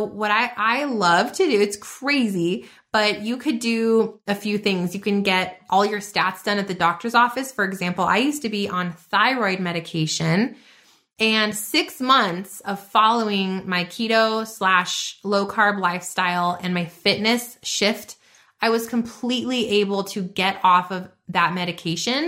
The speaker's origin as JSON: {"language": "English", "region": "New Mexico", "country": "United States", "said": "I'm from New Mexico"}